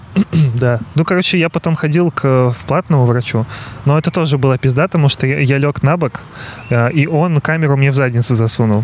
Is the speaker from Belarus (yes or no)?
yes; Belarus; now in Russia; я белорус и живу в России